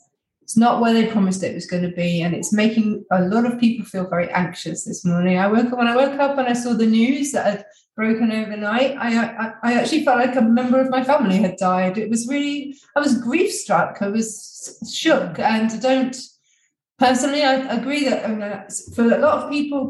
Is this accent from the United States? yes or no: no; United Kingdom; we're British